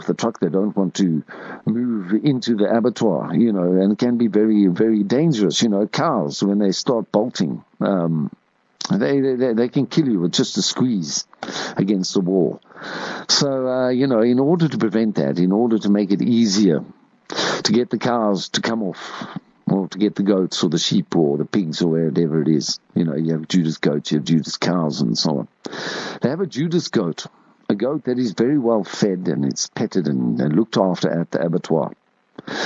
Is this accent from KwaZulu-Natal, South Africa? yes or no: no; Springs, Gauteng, South Africa; I grew up in Springs and I went to a school called Pine Grove in Standard 1 and 2